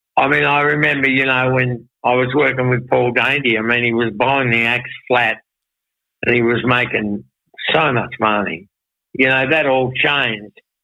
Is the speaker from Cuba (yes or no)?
no; Launceston, Tasmania, Australia; growing up in Launceston